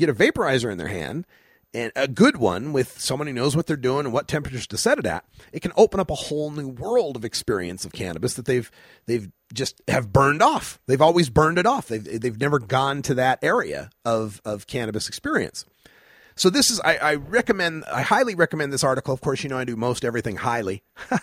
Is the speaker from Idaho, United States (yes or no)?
yes; Idaho, United States; I'm from Idaho where we had two strains, got some and don't.